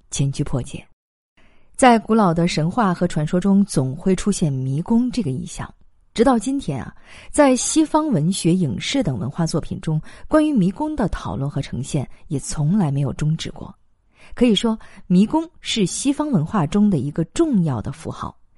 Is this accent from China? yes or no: yes; China; 我们中国人过春节